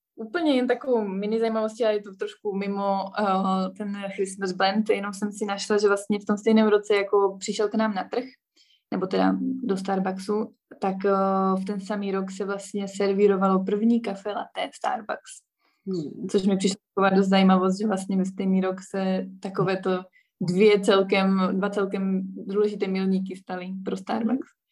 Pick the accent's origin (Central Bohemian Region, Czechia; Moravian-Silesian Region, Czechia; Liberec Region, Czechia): Moravian-Silesian Region, Czechia; Ostrava; moved away as an adult; now in Bratislava, Slovakia; já pocházím z Ostravy